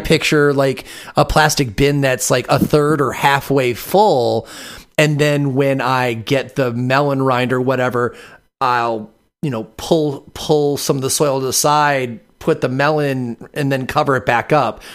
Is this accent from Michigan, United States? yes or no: yes; Michigan, United States; now in Vashon Island, United States; I'm from Michigan, even though I live on Vashon Island in Washington now